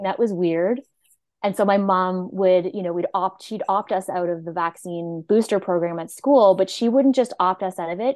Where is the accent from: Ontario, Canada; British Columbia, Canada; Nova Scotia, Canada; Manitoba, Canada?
Nova Scotia, Canada; moved away as an adult; I'm from Nova Scotia, and I moved here to go to school and then never went home